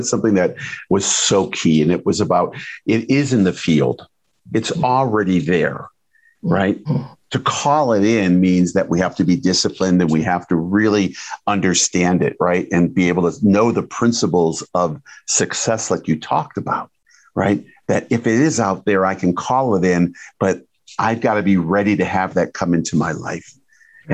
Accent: Detroit, Michigan, United States; I'm from Detroit

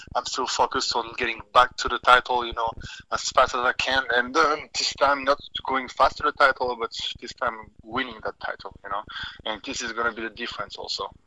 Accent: Switzerland; I can fight in Switzerland next, in my you know in my home country

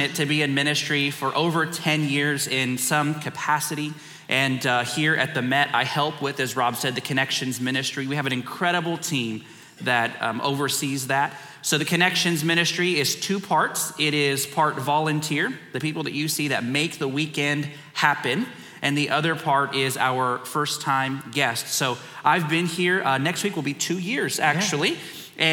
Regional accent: San Antonio, Texas, United States; I am from San Antonio, Texas

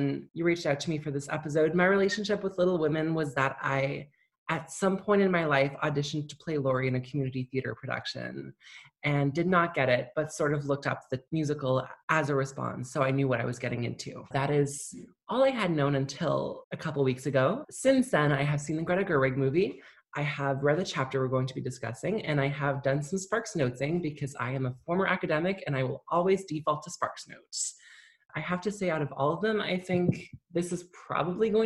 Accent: Kelowna, British Columbia, Canada; I'm from Kelowna, British Columbia, where I live there at the moment.

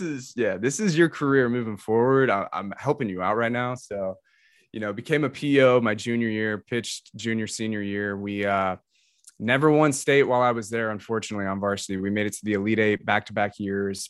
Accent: Atlanta, Georgia, United States; in the metro Atlanta area. Um, I grew up, lived in the same house for eighteen years in high school, never moved.

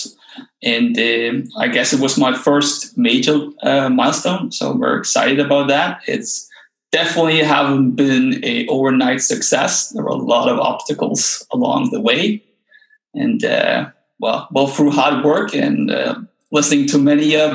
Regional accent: Denmark; English is a second language; moved away as an adult; also born or lived in China; now in Copenhagen, Denmark; So I'm Danish, and actually really interesting because I just very recently moved back to my home country, moved back to Copenhagen, the capital of Denmark

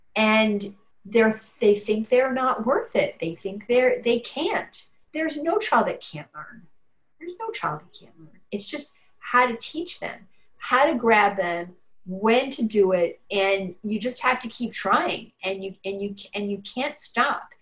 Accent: New York City, New York, United States; moved away as an adult; now in Burlington, United States; I moved here in 94 from New York City, and I've lived all my life in New York City

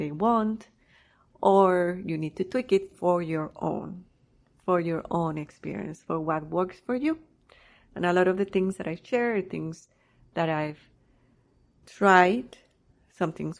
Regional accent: Colombia; also born or lived in Canada; now in United States; I was born in Colombia. I had the desire to travel and to live in another country

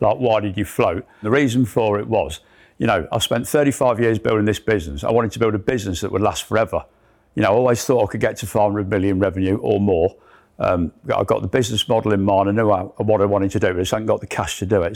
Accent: Leicester, East Midlands, United Kingdom; I'm a lad from Leicester.

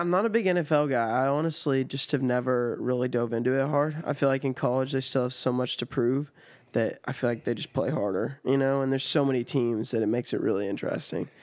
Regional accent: Sierra Nevada, California, United States; moved away as an adult; now in Nashville, United States; my hometown is right at the base of Sierra Nevada

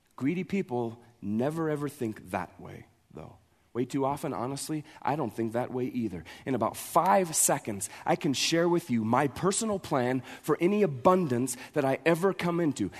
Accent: Montana, United States; we're from Montana

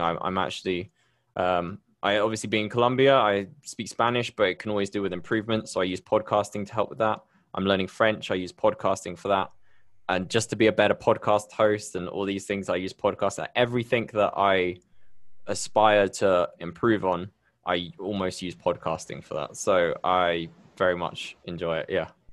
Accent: Bristol, South West England, United Kingdom; accent: UK; moved away as an adult; now in Medellín, Colombia; I'm originally from Bristol in the U K, but I moved here, um, a few years ago

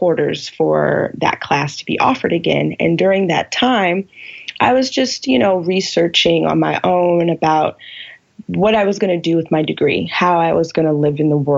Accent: California, United States; now in Seattle, United States; I'm originally from California

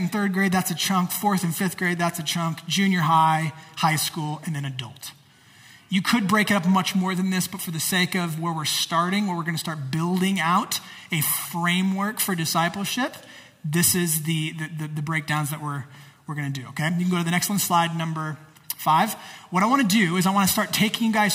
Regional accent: United States

